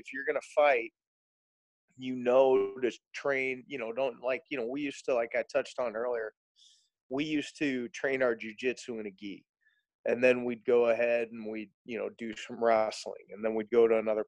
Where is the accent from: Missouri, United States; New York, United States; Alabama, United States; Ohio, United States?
Missouri, United States; St. Louis; I grew up in South County, born and raised in St. Louis.